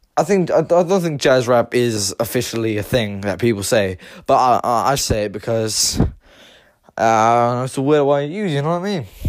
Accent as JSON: {"language": "English", "town": "Limerick", "region": "Munster", "country": "Ireland", "tie": "born or raised there", "said": "I am, myself is Irish. I was born in Limerick County. And the city I was born in, Limerick City"}